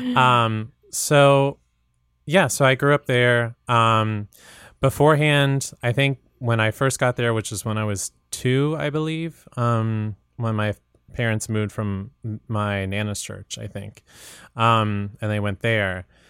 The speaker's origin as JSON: {"language": "English", "town": "Portsmouth", "region": "Virginia", "country": "United States", "said": "I'm originally from Virginia, this mm. really mm-hmm. small town called Portsmouth, Virginia."}